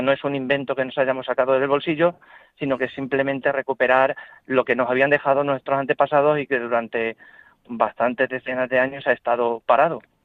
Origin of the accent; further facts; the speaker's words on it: Puente del Arzobispo, Castilla-La Mancha, Spain; also born or lived in Talavera de la Reina; yo soy de un pueblo que además cuyo origen, puente del arzobispo